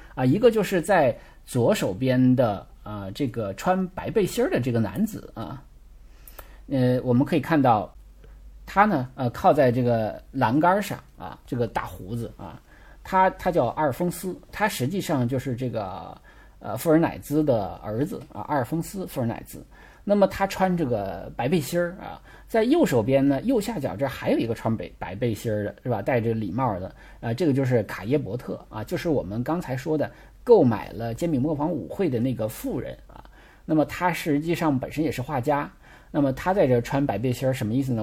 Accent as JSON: {"language": "Chinese", "country": "China", "said": "因为我们中国人是比较喜欢社交，比较喜欢扎堆儿的啊"}